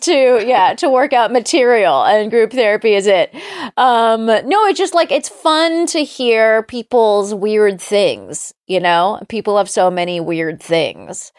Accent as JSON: {"language": "English", "town": "Palm Springs", "region": "California", "country": "United States", "said": "I'm also from Southern California"}